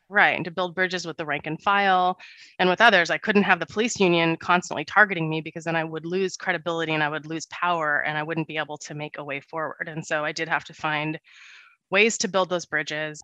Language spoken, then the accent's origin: English; Santa Monica, California, United States; I grew up pretty poor in Santa Monica with my parents and my little brother